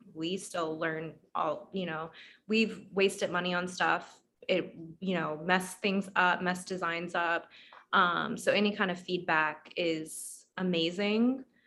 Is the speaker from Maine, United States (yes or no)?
no; Atlanta, Georgia, United States; now in Orlando, United States; I'm from Atlanta.